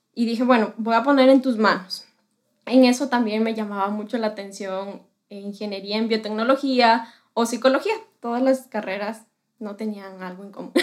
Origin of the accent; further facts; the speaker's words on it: Quito, Pichincha, Ecuador; soy de Quito, Ecuador.